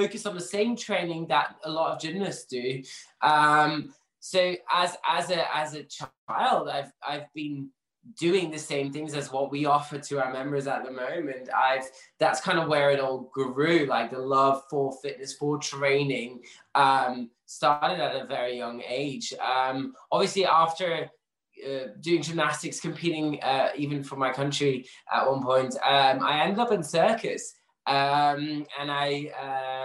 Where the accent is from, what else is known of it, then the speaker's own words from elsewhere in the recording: Belgium; moved away as an adult; also born or lived in London; now in Manchester, United Kingdom; I'm actually originally from Belgium, but moved here a couple of years ago